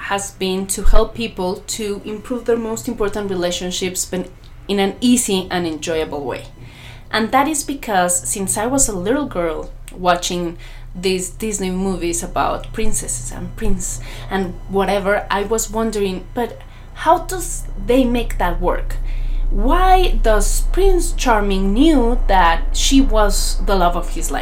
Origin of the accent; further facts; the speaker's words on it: Mexico; English is a second language; because of my accent. I'm not an English native speaker. I'm Mexican